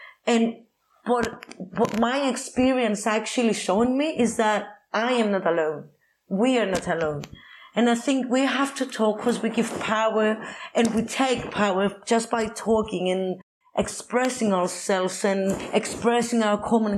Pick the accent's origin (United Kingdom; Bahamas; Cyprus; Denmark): Cyprus; English is a second language; As in growing up in Cyprus, so I understand this because people were saying all the different things about my own body